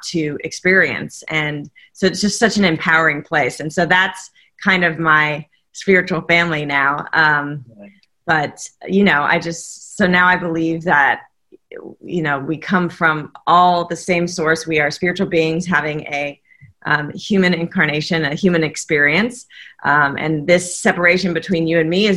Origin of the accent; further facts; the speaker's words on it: Southern California, United States; I came from sunny Southern California